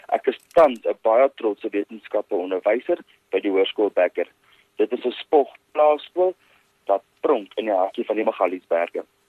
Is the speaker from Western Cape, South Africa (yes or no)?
no; West Rand, Gauteng, South Africa; also born or lived in Potchefstroom; Ek is oorspronklik van die Wesrand af.